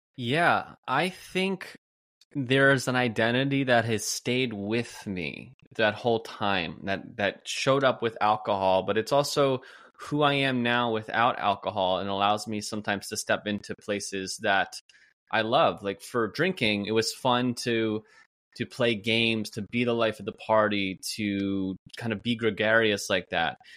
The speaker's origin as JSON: {"language": "English", "region": "New Jersey", "country": "United States", "also_born_or_lived": "Pennsylvania / Carlsbad, California", "moved": "as an adult", "said": "I'm from New Jersey"}